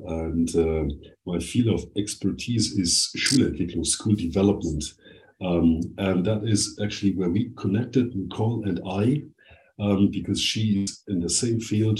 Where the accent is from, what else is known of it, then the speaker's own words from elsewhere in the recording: Germany; moved away as an adult; also born or lived in Bavaria / Baden-Württemberg; now in Brussels, Belgium; And of course, I am German.